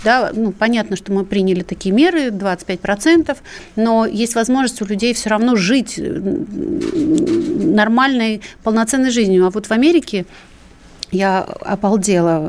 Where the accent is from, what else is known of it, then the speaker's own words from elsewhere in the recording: Ukraine; now in Russia; я Э, естественно, родилась на Украине